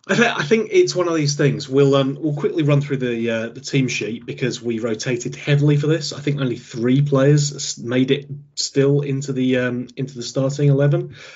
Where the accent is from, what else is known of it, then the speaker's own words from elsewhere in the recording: England, United Kingdom; because we're English and we're definitely supporting them.